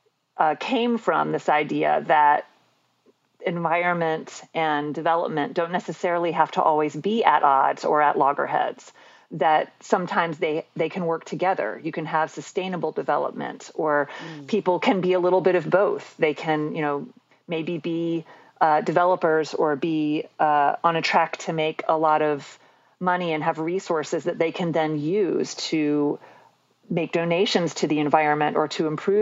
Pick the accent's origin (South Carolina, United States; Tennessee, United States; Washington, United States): South Carolina, United States; Columbia; also born or lived in Cincinnati, Ohio; And then we moved back to Columbia because my dad had had enough of the blizzards and the cold weather. And he knew in Columbia we would not have any of that. So that's where I mostly grew up.